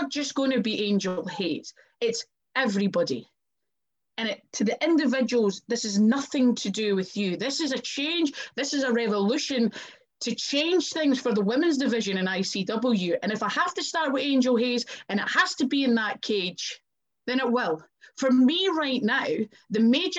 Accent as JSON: {"language": "English", "region": "Scotland", "country": "United Kingdom", "tie": "born or raised there", "accent": "Scottish", "said": "my hometown, in my home country"}